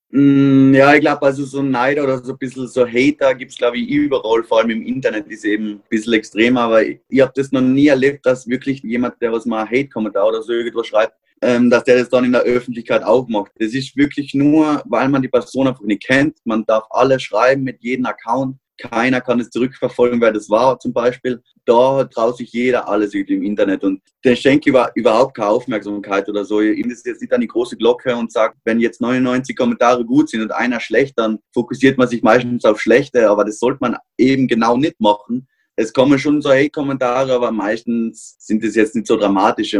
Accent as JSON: {"language": "German", "country": "Austria", "said": "bei uns in Österreich"}